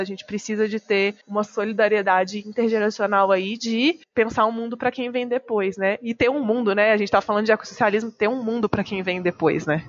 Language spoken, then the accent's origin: Portuguese; João Monlevade, Minas Gerais, Brazil; moved away as an adult; also born or lived in Belo Horizonte; now in São Paulo, Brazil; Eu nasci numa cidade pequenininha em Minas Gerais, se chama João Monlevade, é na cidade que eu nasci. Eu já morei lá, morei em Belo Horizonte e moro em São Paulo há alguns anos